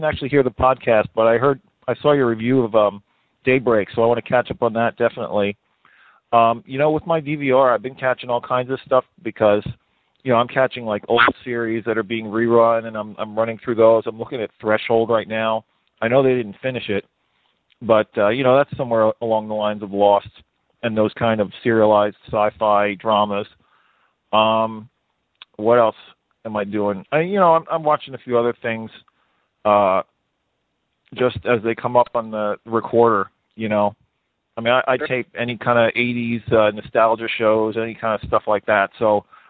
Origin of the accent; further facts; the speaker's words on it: Lindenhurst, New York, United States; Right on the western part of Suffolk County.